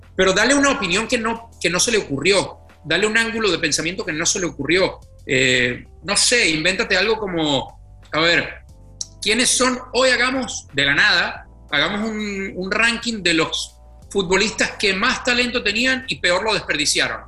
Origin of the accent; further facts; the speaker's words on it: Venezuela; first language Spanish; moved away as an adult; now in Mexico; cuando yo me fui de Venezuela